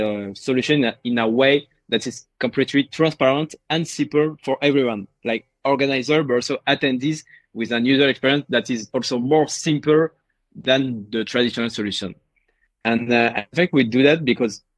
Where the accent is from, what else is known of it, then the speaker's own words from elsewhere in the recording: Paris, Île-de-France, France; I'm from Paris.